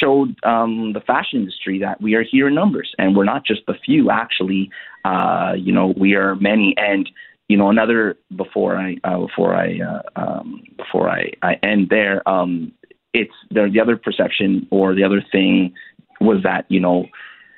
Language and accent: English; Canada; my family originally are from Haiti. I was born here in Canada